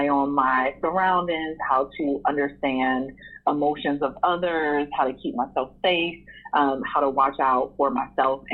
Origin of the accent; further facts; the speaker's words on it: Cleveland, Ohio, United States; I grew up in Cleveland, Ohio